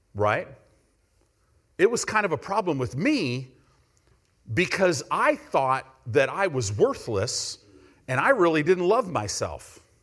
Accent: United States; we're American Christians.

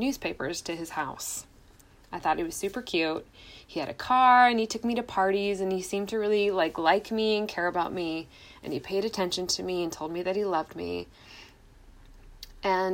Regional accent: Washington, United States; I'm from Washington State and Norway

